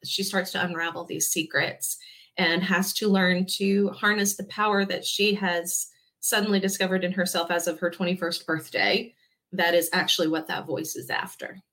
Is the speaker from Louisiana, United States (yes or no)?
yes; Baton Rouge, Louisiana, United States; moved away as an adult; now in Franklin, United States; I was born and raised in Baton Rouge, Louisiana.